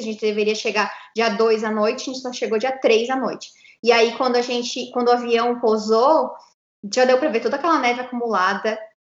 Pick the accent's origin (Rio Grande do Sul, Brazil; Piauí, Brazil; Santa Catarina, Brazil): Santa Catarina, Brazil; moved away as an adult; now in New York, United States; Nós dois somos de Santa Catarina